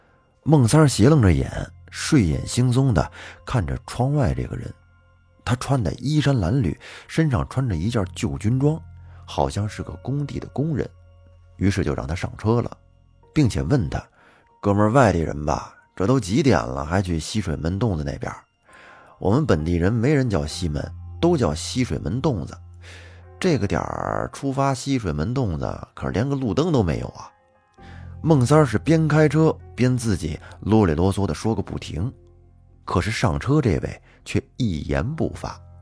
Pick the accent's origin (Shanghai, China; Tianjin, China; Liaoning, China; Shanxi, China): Liaoning, China; 我的老家是辽宁西部的一个县城，自打明朝时就是辽东的一个重镇，直到解放战争都是一处兵家必争的战略要地。